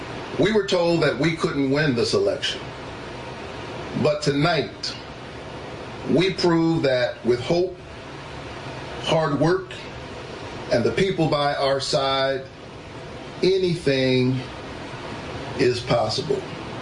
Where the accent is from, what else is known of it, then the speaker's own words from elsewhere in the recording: Savannah, Georgia, United States; My roots are planted deeply in Georgia soil. A child who grew up in the Caton Homes housing projects of Savannah, Georgia. Number 11 out of 12 children.